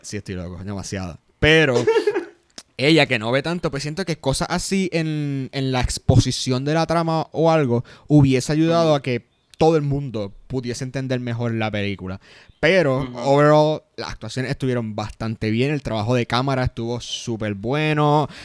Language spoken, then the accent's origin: Spanish; Puerto Rico; nosotros somos puertorriqueños